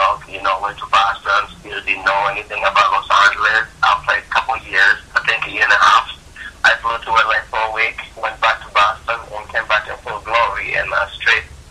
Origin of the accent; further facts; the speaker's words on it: Kampala, Central Region, Uganda; moved away as an adult; now in California, United States; I was born in Kampala, Uganda, that is in East Africa. And I came to the United States in 2006 to pursue acting as a career